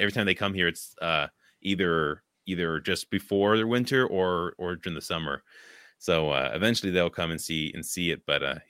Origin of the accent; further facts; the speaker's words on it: West Coast, United States; now in Midwest, United States; Now, of course, I grew up in the West Coast, but now, of course, I'm in the middle of the Midwest with the snow and freezing.